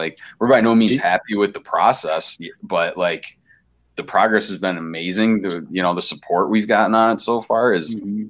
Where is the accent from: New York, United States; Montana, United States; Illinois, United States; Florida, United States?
New York, United States; Albion; also born or lived in Brockport, New York; We're all from Western New York, man. Me and Matt grew up originally in like the Albion area.